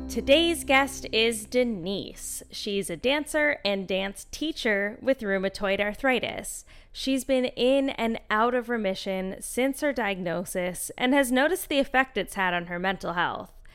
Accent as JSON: {"language": "English", "region": "West Coast", "country": "Canada", "said": "I'm also from Canada, from the West Coast"}